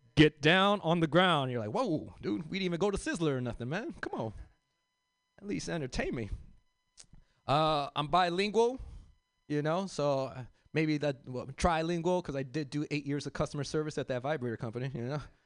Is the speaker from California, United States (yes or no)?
yes; Los Angeles, California, United States; I grew up in South Central